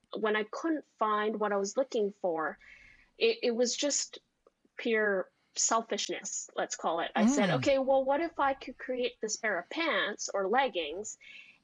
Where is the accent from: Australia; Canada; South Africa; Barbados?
Canada; Vancouver, British Columbia; also born or lived in Maui; Born and raised in Vancouver.